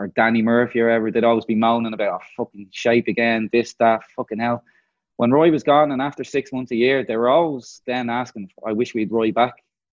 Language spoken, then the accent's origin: English; Ireland; moved away as an adult; also born or lived in London; being an Irishman